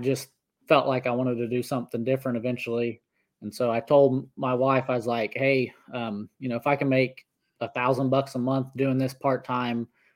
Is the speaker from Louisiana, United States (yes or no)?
no; Northeast Oklahoma, United States; I grew up in Northeast Oklahoma. I still live here. I actually live on the same 60 acres that I grew up on